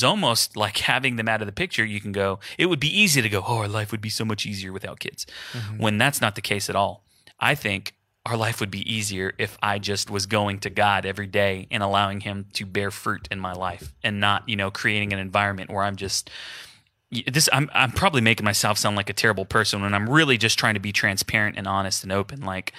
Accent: Houston, Texas, United States; So my family's in Houston. I'm from Houston, just like Jason.

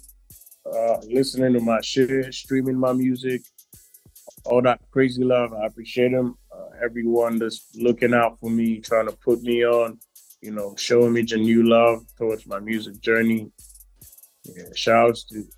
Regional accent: Eastern Region, Ghana; now in Accra, Ghana; Me, I'm from Eastern Region. I'm from a town called Chibi

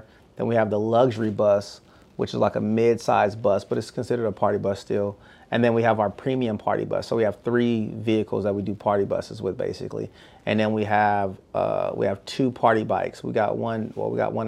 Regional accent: Bay Area, California, United States; now in Houston, United States; I'm from the Bay Area

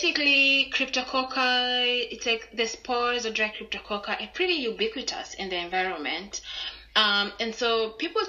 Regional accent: Kenya; moved away as an adult; I'm from Kenya

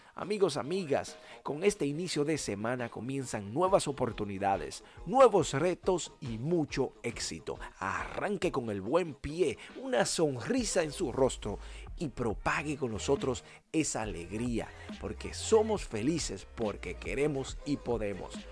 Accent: Dominican Republic; en mi país, República Dominicana

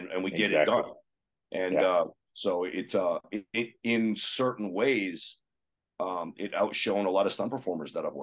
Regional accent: Kitchener, Ontario, Canada; moved away as an adult; also born or lived in Calgary, Alberta; Kitchener, Ontario, my hometown

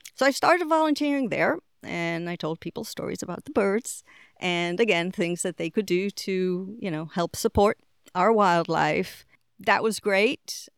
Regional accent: Israel; moved away as an adult; also born or lived in Boston / England / Puerto Rico; So, really, you know, most of my growing up was done in Israel.

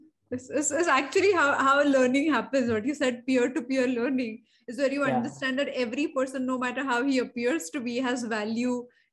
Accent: Marathi medium background, Maharashtra, India; English is a second language; But I come from a Marathi medium background. So, you know, for till standard 10th, I couldn't speak English.

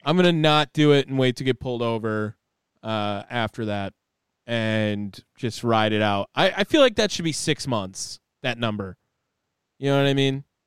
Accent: Wisconsin, United States; accent: Wisconsin; moved away as an adult; I don't think that I'll ever lose my Wisconsin accent.

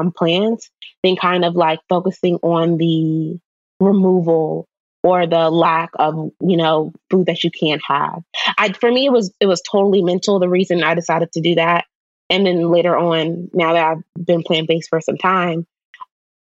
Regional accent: Maryland, United States; I'm from Maryland

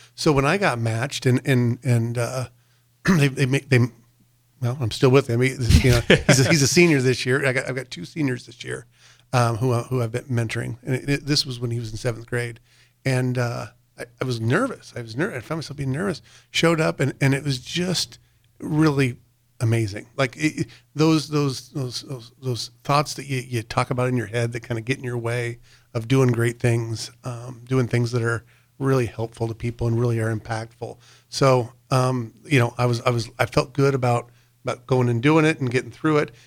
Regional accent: North Platte, Nebraska, United States; I grew up in North Platte

